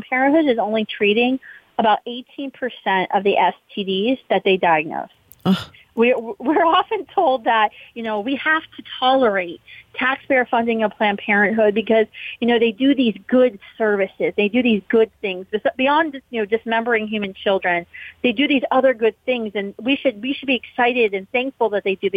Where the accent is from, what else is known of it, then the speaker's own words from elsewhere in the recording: West Virginia, United States; my home state, West Virginia Wesleyan University